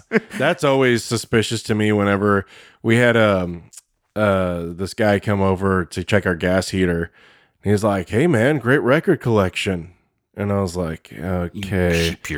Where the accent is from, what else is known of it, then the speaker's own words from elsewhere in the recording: Texas, United States; I'm from Texas. That's how we say it there.